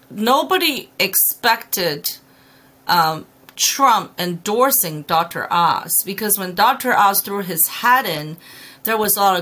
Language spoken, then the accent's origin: English; Hong Kong; also born or lived in China; now in Pennsylvania, United States; I'm an immigrant from Hong Kong and China coming to Pennsylvania.